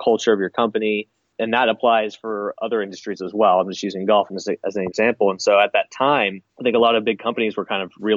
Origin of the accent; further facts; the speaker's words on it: Arkansas, United States; moved away; I grew up in Arkansas